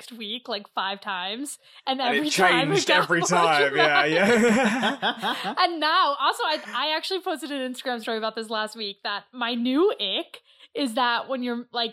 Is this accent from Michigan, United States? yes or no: yes; Michigan, United States; born or raised there; now in New York, United States